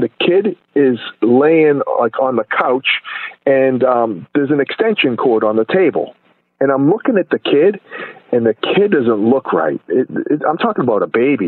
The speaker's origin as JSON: {"language": "English", "town": "Boston", "region": "Massachusetts", "country": "United States", "tie": "born or raised there", "also_born_or_lived": "West Fort Lauderdale, Florida", "moved": "yes", "said": "I grew up in Boston, and I grew up in a neighborhood where really there was no race"}